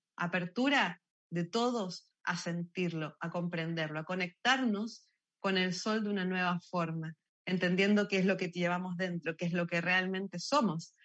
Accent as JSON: {"language": "Spanish", "country": "Argentina", "tie": "born or raised there", "moved": "yes", "lives_now": "Chile", "said": "Yo soy argentina, nacida y criada"}